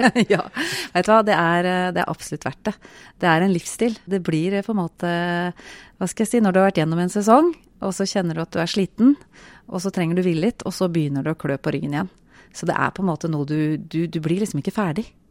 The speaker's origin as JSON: {"language": "Norwegian", "region": "Buskerud", "country": "Norway", "said": "Eh, jeg kom jo ikke fra Telemark. Jeg kom fra Buskerud"}